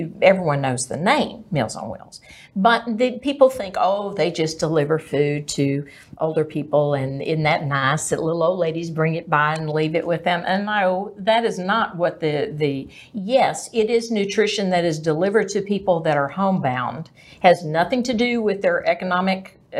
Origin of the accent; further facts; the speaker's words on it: Greenville, Texas, United States; also born or lived in Dallas, Texas / Plano, Texas / Richardson, Texas; now in McKinney, United States; I grew up in Greenville, Texas.